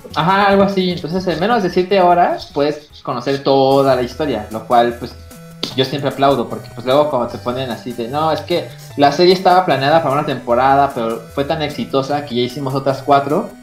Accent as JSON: {"language": "Spanish", "country": "Mexico", "lives_now": "Mexico City, Mexico", "said": "soy mexicano, ¿no? Y que estoy en Ciudad de México"}